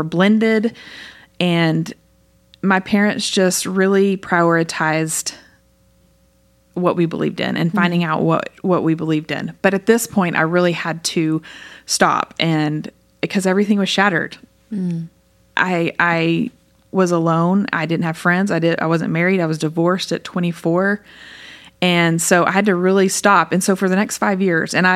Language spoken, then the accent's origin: English; Lubbock, Texas, United States; I grew up here in Lubbock